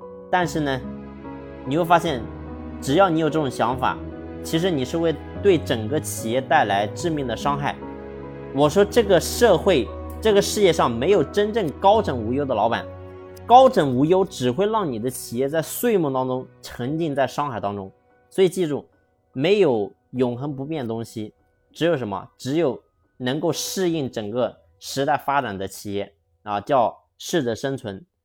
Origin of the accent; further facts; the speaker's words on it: China; 我们中国